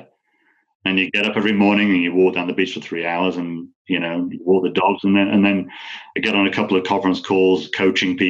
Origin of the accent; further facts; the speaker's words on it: United Kingdom; also born or lived in California / Puerto Rico; now in United States; I'm an American citizen as well as British.